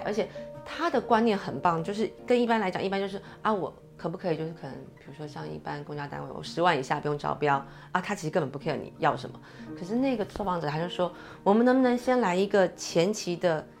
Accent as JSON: {"language": "Chinese", "country": "Taiwan", "said": "我们台湾人有很多，有自由度"}